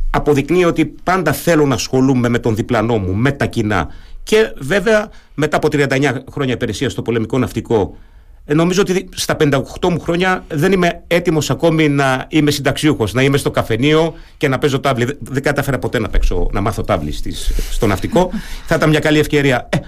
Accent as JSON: {"language": "Greek", "country": "Germany", "tie": "born or raised there", "also_born_or_lived": "Athens", "first_language": "German", "second_language": "Greek", "moved": "yes", "lives_now": "Greece", "said": "είμαι παιδί μεταναστών. Οι γονεί μου στη Γερμανία, εκεί μεγάλωσα, εκεί γαλουχήθηκα. Τα γερμανικά είναι η μητρική μου γλώσσα. Ε, επιστροφή στην Αθήνα"}